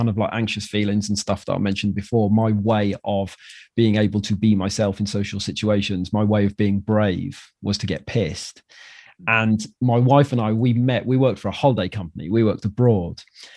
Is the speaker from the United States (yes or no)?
no; Wales, United Kingdom; moved away as an adult; I'm from Wales and I moved here.